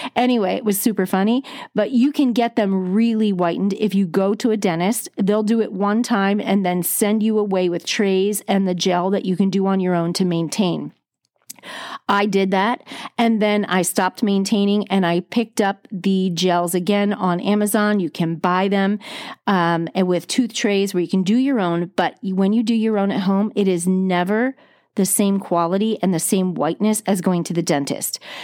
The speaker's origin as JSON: {"language": "English", "region": "New Jersey", "country": "United States", "tie": "born or raised there", "said": "I grew up on the East Coast of the United States. I'm a Jersey girl, went to the Jersey Shore, lived on it all summer long"}